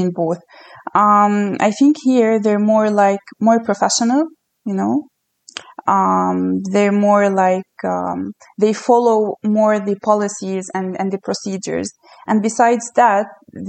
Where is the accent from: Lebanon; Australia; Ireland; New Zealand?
Lebanon; moved away as an adult; now in Canada; I was born in Lebanon